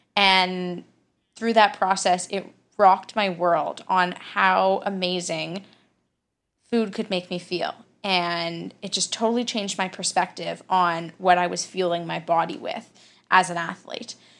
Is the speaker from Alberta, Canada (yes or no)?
yes; Calgary, Alberta, Canada; I'm from Calgary, Alberta, in Canada